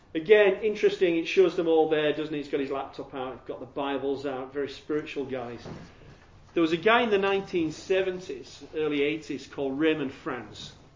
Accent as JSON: {"language": "English", "region": "Yorkshire and the Humber", "country": "United Kingdom", "accent": "Yorkshire", "said": "I'm from Yorkshire"}